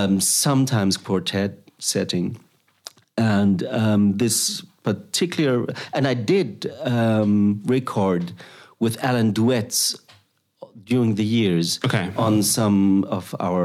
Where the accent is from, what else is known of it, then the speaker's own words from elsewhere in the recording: Germany; accent: German; English is a second language; also born or lived in Thailand / Uganda; now in Netherlands; very German, which you can hear at my accent.